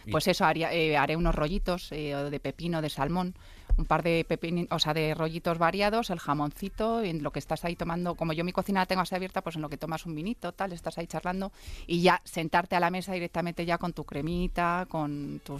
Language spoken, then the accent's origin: Spanish; Cuenca, Castilla-La Mancha, Spain; soy de Cuenca.